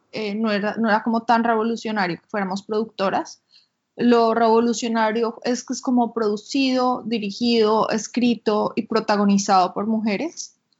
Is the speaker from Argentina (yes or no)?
no; Colombia; moved away; also born or lived in United States; yo vivía en Colombia yo no era latina, yo me identificaba pues como colombiana